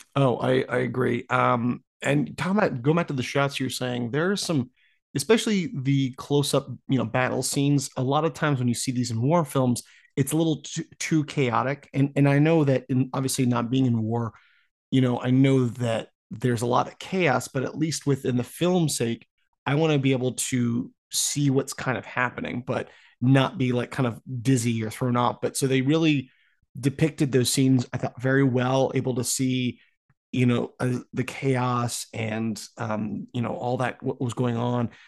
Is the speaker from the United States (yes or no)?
yes; United States; being American citizen